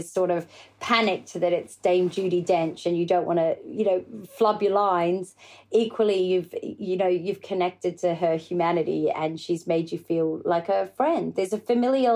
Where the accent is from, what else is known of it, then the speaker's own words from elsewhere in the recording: Australia; being an Aussie